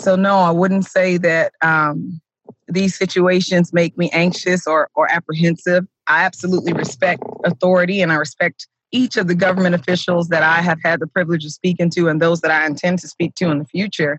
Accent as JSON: {"language": "English", "region": "South Florida", "country": "United States", "moved": "as an adult", "lives_now": "Sumner County, Tennessee, United States", "said": "we are originally from South Florida, which is extremely diverse in comparison to Tennessee"}